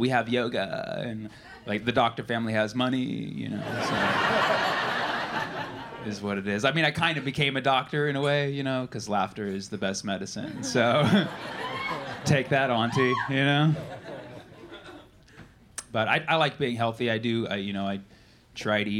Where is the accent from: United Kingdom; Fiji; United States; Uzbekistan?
United States; California; I'm from California.